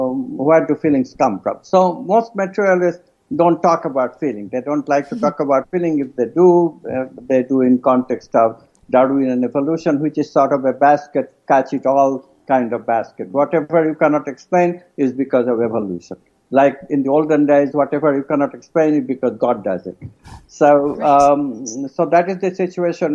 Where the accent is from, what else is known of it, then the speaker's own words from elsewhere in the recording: India; moved away; I'm an Indian from a culture which, you know, not a touchy culture